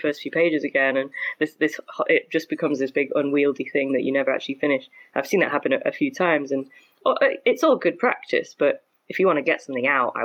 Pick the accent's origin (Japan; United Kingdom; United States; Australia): United Kingdom; Stockport, North West England; I grew up in Stockport, which is kind of near Manchester in the UK.